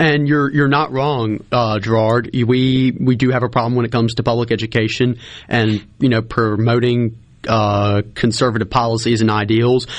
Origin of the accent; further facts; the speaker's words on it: Lamar County, Mississippi, United States; I'm born and raised in Lamar County